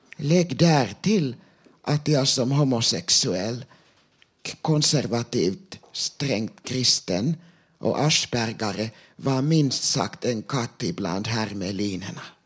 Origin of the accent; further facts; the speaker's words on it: Sweden; first language Finnish; Swedish is a second language; jag är född och uppvuxen i Sverige